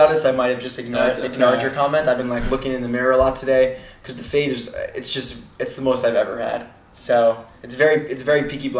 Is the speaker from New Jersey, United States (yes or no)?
yes; New Jersey, United States; accent: New Jersey; My New Jersey accent really.